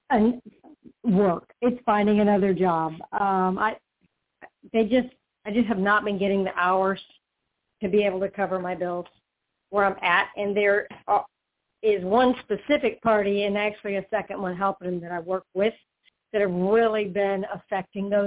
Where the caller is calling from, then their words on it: Florida, United States; Hi, Toni. I'm calling from Florida.